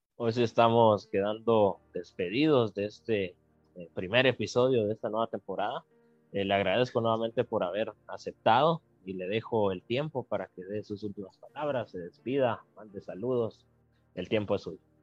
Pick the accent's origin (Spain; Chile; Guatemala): Guatemala